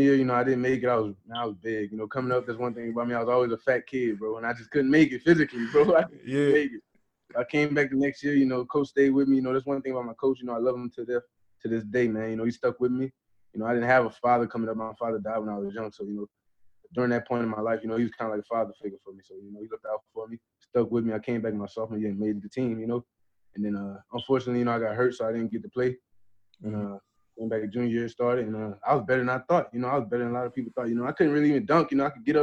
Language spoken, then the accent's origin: English; Morgan City, Louisiana, United States; moved away as an adult; born and raised in Morgan City, Louisiana, small town